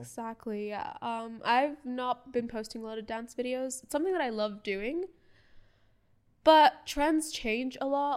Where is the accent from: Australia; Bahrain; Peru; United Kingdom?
Bahrain; first language English; My first language was English. but born and raised in Bahrain